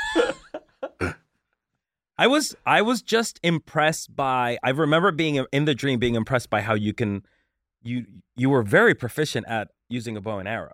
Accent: Colombia; moved away; I'm from Colombia, um, and I n, and I lived very poor

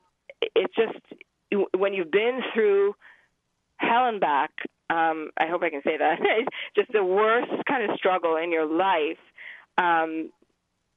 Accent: Pakistan; moved away; I grew up in Pakistan for a little while. That's where I'm from.

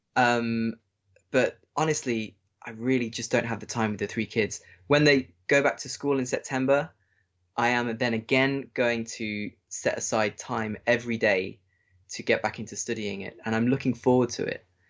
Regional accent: England, United Kingdom; moved away as an adult; now in Germany; being English

